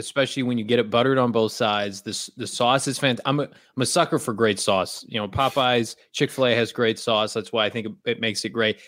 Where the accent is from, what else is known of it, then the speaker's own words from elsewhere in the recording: Illinois, United States; also born or lived in Oregon; now in Phoenix, United States; I'm from Illinois originally, spent some time in Oregon.